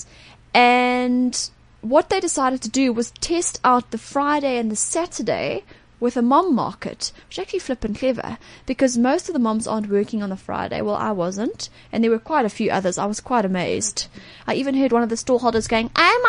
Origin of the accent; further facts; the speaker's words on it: Johannesburg, Gauteng, South Africa; as a Josie person, as a South African.